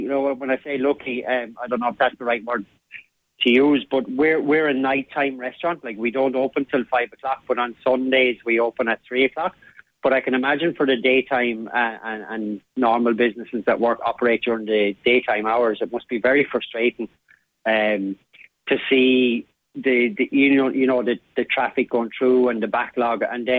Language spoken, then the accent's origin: English; Wexford, Leinster, Ireland; now in Adare, Ireland; I'm biased and I can say it because I'm actually not from Adair. I'm originally a Wexford man.